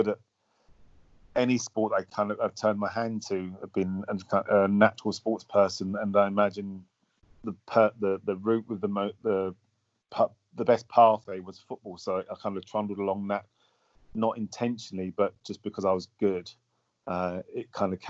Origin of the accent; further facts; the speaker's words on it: London, United Kingdom; also born or lived in Hackney; I spent most of my childhood around the Bermondsey, Surrey Quays area